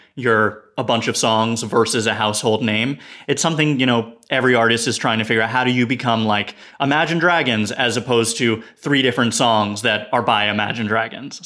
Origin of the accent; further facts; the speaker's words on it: New York City, New York, United States; we grew up right near Washington Square Park